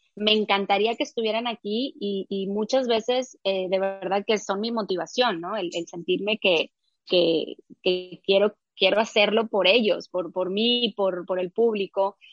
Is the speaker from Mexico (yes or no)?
yes; Mexico; moved away as an adult; a mi país